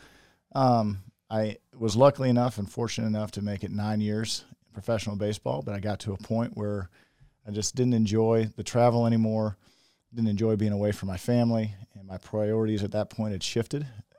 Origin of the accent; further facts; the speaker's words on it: Indiana, United States; So I grew up just outside of Indianapolis. I've got two sisters.